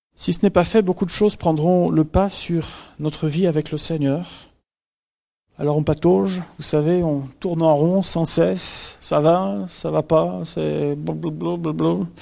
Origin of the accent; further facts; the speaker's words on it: France; chez nous en France